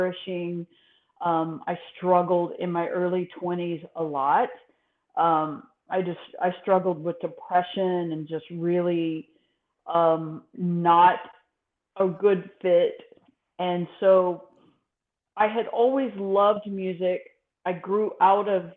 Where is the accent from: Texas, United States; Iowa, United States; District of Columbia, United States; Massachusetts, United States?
Texas, United States; moved away as an adult; I grew up in Texas, and my father was a minister